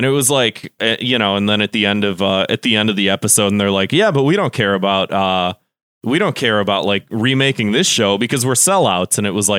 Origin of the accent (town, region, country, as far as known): Chicago, Illinois, United States